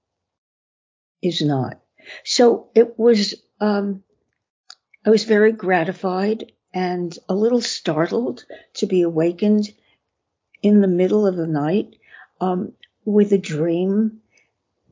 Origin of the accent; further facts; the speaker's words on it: New York City, New York, United States; I was born in Brooklyn, went to school in Coney Island.